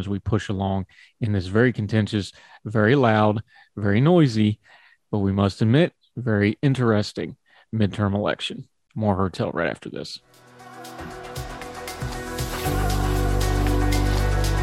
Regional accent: West Virginia, United States; I'm a West Virginia homer and that's my home state and I love it so much

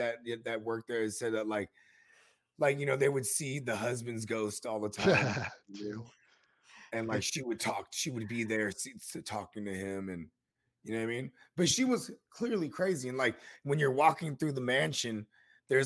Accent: San Jose, California, United States; I'm from the East Side of San Jose

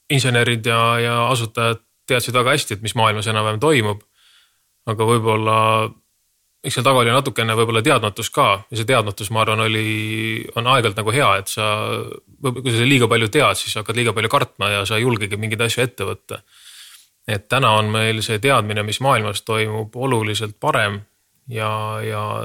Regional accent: Estonia; me oleme Eestist

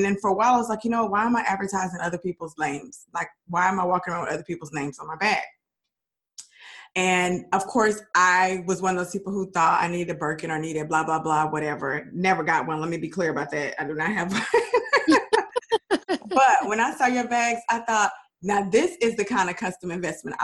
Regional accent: Dallas, Texas, United States; Dallas, which is my hometown

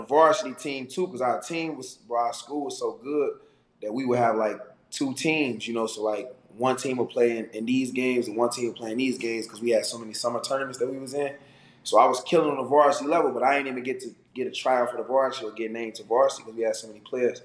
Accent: Chicago, Illinois, United States; I grew up in Chicago playing, you know, in grade school those years

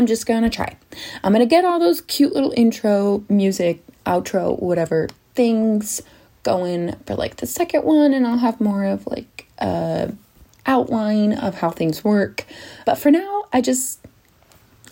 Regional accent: Salt Lake City, Utah, United States; moved away as an adult; now in London, United Kingdom; I came from Utah. Good old Salt Lake City, Utah, and I lived there for 20 years

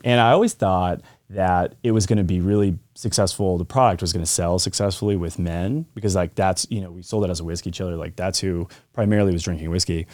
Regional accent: Colorado, United States; I lived in Colorado, so I grew up in Colorado.

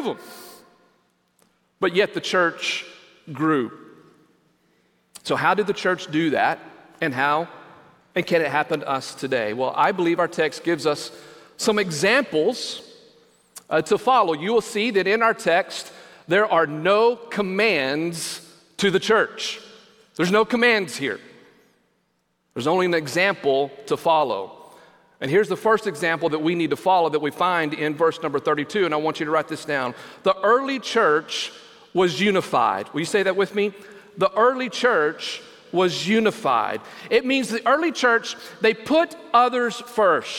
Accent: United States

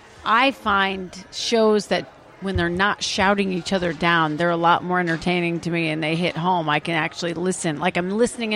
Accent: Iowa, United States; I'm from Iowa

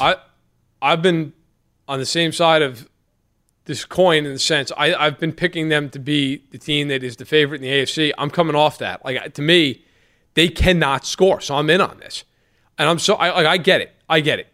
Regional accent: New York, United States; as a New Yorker

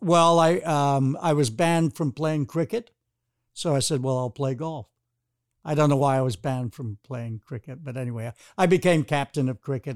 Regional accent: United Kingdom; moved away; growing up in Britain

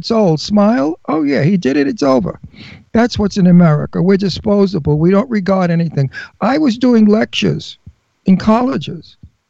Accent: New York City, New York, United States; moved away; Well, I'm a wild guinea from Brooklyn. I'm Italian from Brooklyn.

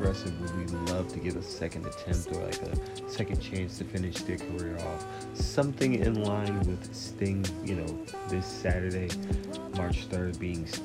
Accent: New York City, New York, United States; growing up in New York City, I went to public school, elementary, middle, and high school in New York City

